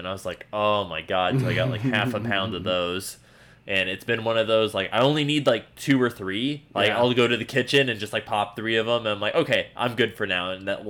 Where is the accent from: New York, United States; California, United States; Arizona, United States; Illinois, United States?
Arizona, United States; I'm from Arizona.